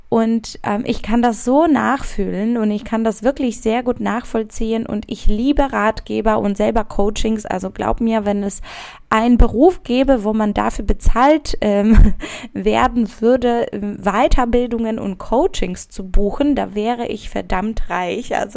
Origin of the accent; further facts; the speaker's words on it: Szczecin, West Pomeranian Voivodeship, Poland; Also ich komme ursprünglich aus Stettin